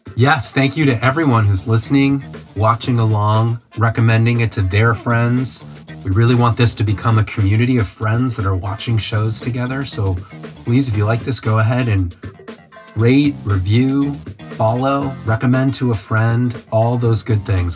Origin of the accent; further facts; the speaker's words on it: United States; me and you being American